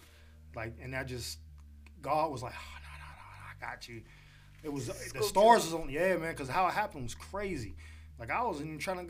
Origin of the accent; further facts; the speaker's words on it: Pittsburgh, Pennsylvania, United States; now in Los Angeles, United States; Pittsburgh, Pennsylvania.